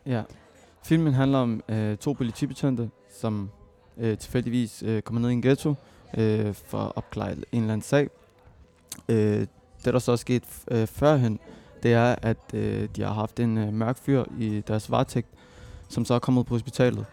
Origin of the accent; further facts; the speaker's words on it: Copenhagen, Capital Region of Denmark, Denmark; jeg er født og opvokset i Mjølnerparken